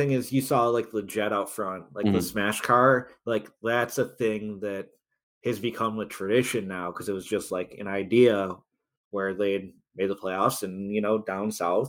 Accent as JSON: {"language": "English", "town": "Toronto", "region": "Ontario", "country": "Canada", "tie": "born or raised there", "said": "It's like kind of crazy to think about going back to like growing up in Toronto games where it was easily 10,000 Leafs fans in the building."}